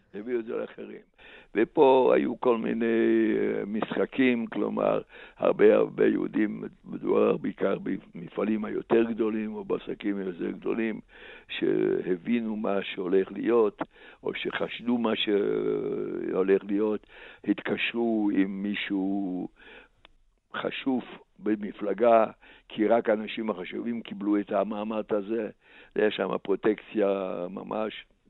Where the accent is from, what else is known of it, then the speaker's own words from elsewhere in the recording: a small town in eastern Slovakia, Slovakia; Hebrew is a second language; moved away as an adult; also born or lived in Košice; now in Israel; אני נולדתי וגדלתי בעיירה קטנה במזרח סלובקיה